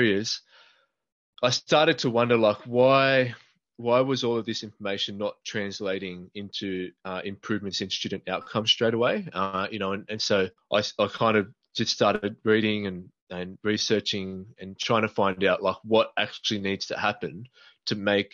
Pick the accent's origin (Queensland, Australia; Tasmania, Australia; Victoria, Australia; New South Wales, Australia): New South Wales, Australia; I am from New South Wales, Australia